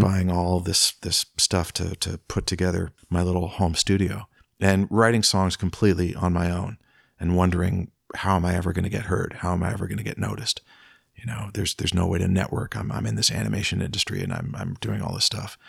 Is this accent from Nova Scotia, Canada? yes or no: no; Peterborough, Ontario, Canada; I grew up in Peterborough